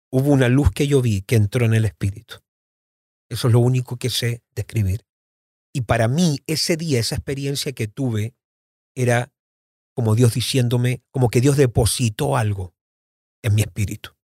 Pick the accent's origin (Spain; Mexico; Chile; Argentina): Argentina; Mendoza; born there; Yo nací en Mendoza, Argentina en el año 76 y vuelvo a visitar Mendoza, Argentina, obviamente ya adulto.